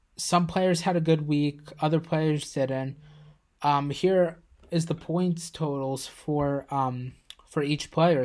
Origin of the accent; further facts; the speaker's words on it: Plainview, United States; my hometown, Plainview